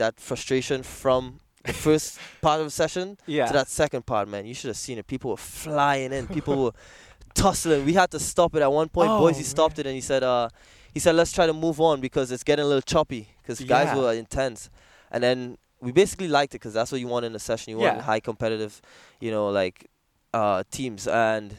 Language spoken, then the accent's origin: English; Trinidad & Tobago; moved away as an adult; now in New York, United States; after my high school in Trinidad